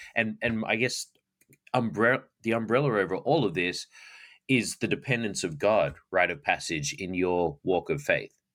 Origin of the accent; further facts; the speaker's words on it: Australia; now in United States; I didn't have cowboys growing up in Australia